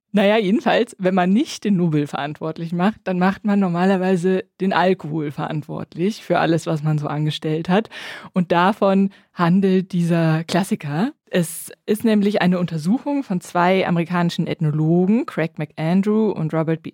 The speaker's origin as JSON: {"language": "German", "town": "Bonn", "region": "North Rhine-Westphalia", "country": "Germany", "said": "Ich komme ja aus Bonn, also aus der Nähe von Köln"}